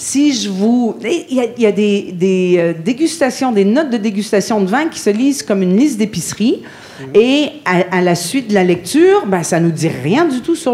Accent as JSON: {"language": "French", "town": "Montreal", "region": "Quebec", "country": "Canada", "said": "en tant que canadienne et québécoise"}